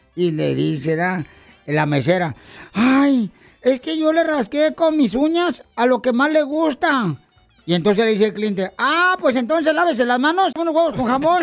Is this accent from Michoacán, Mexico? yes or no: no; Ocotlán, Jalisco, Mexico; los de Ocotlán, carnal, somos inteligentes